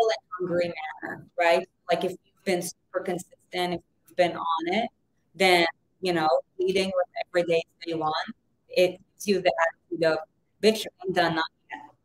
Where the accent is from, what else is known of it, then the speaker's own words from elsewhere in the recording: Israel; now in United States; I was born in Israel. I'm an immigrant. It took me 14 years to become an American citizen